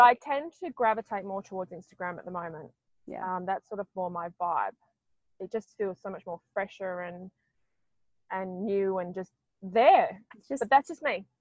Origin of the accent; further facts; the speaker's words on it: Australia; I am Aussie